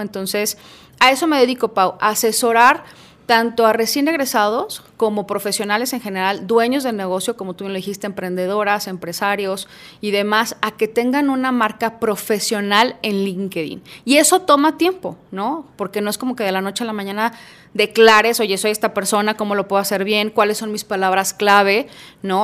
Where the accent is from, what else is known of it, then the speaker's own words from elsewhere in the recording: Guadalajara, Jalisco, Mexico; also born or lived in Puebla; aquí en Guadalajara solamente nos venimos mis papás y yo desde muy chiquitos, yo tenía cuatro años